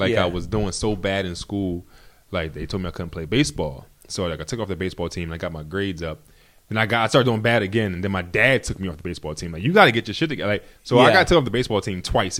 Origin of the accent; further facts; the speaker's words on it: Philadelphia, Pennsylvania, United States; I'm from West Philly, and I went to elementary school, Guyon Bluford Elementary.